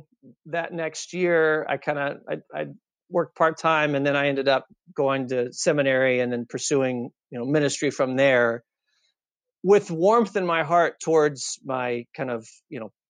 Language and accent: English; Austin, Texas, United States; moved away as an adult; also born or lived in Chicago; I grew up in Austin, Texas